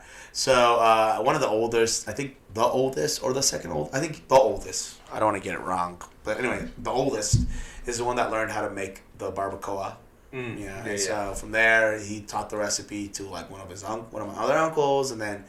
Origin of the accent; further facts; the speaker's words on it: Wichita, Kansas, United States; moved away as an adult; also born or lived in Mexico; now in San Antonio, United States; Yeah, I grew up in Kansas. Oh, wow. Well, Kansas, Wichita. And we sold the business there, and we moved to San Antonio.